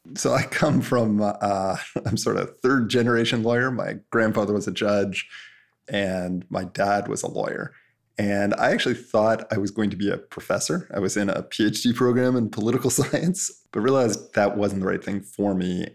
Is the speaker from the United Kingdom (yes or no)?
no; Canada; I'm Canadian